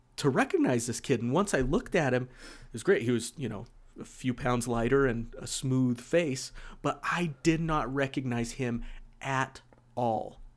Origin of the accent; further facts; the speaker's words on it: West Jordan, Utah, United States; I grew up here in West Jordan too